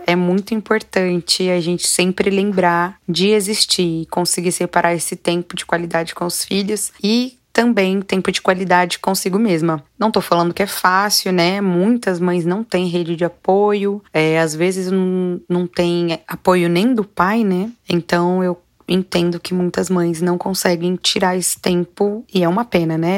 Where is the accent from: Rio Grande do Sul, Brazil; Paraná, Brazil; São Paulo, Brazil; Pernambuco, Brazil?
São Paulo, Brazil; interior of; now in São Paulo, Brazil; moro em São Paulo mesmo, capital, nasci no interior de São Paulo.